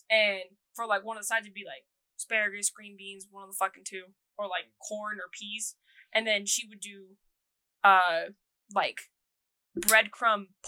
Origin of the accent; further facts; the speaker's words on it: Las Vegas, Nevada, United States; also born or lived in Texas; Well, I'm from Vegas, but oh, I grew okay, up a lot. I, I grew up say. in Vegas and in Texas.